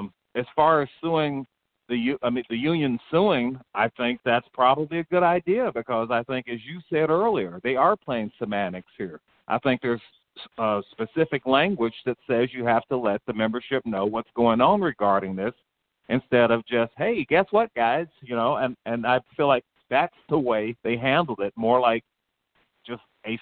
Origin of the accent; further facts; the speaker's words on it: Texas, United States; I mean, I came from Texas.